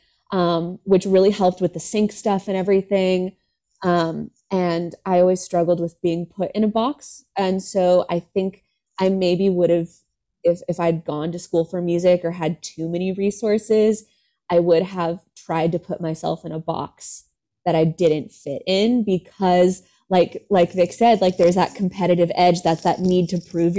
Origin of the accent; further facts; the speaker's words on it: California, United States; I grew up in California